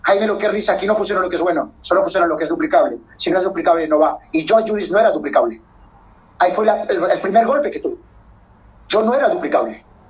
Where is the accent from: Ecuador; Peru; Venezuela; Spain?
Peru; netamente soy peruano, peruano